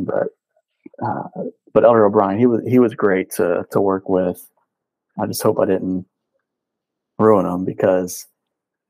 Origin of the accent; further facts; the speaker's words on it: Kentucky, United States; I'm from Kentucky